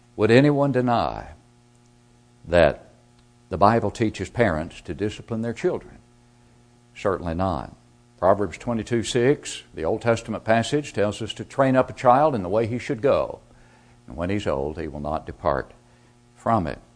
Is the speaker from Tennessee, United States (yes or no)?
yes; Smithville, Tennessee, United States; my hometown congregation of Smithville, Tennessee